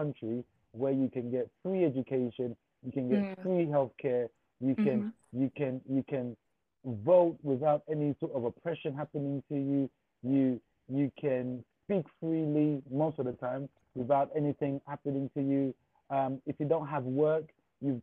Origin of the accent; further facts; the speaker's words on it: London, United Kingdom; also born or lived in Congo (ancestry); I've lived in the UK all my life